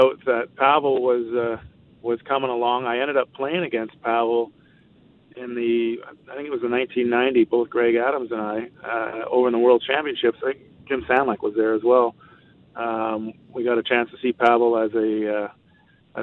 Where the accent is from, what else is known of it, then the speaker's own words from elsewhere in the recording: Toronto, Ontario, Canada; moved away; also born or lived in Vancouver; growing up in Toronto, being a Leaf fan